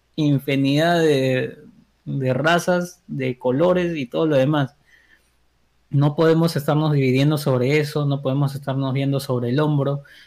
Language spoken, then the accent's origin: Spanish; Peru